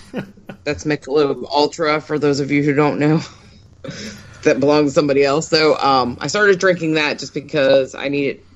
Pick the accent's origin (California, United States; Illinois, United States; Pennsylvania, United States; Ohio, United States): Pennsylvania, United States; Pittsburgh; moved away; also born or lived in the South; I grew up in Pittsburgh and then I moved here and I've been here for like 30 years.